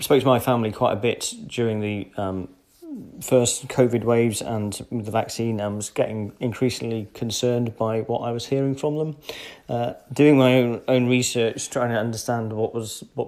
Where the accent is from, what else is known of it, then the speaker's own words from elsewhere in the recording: United Kingdom; moved away; being a Brit